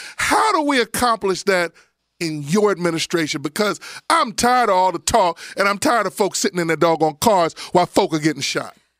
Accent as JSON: {"language": "English", "town": "Abington", "region": "Pennsylvania", "country": "United States", "tie": "born or raised there", "also_born_or_lived": "Frankford, Philadelphia", "said": "I grew up in Abington"}